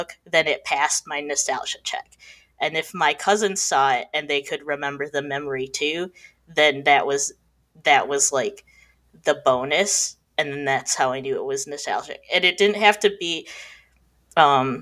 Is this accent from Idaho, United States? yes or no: no; Michigan, United States; I'm from Michigan.